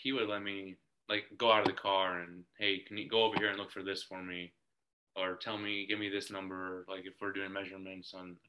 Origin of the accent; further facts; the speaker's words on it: Northeast Ohio, United States; It's very, very special to me to work in my hometown that I grew up in and my family's in.